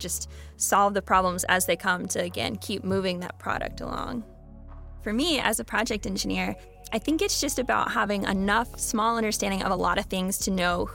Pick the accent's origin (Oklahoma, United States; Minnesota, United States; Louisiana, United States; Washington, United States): Oklahoma, United States; I'm from Oklahoma and it's all oil and gas